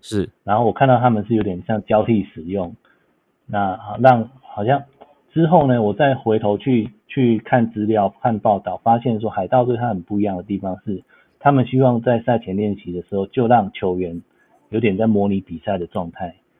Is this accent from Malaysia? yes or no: no; Taiwan; now in Los Angeles, United States; 我们台湾人